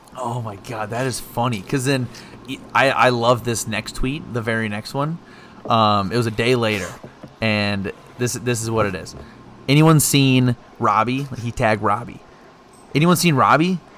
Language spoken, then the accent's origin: English; Houston, Texas, United States; we're both from Houston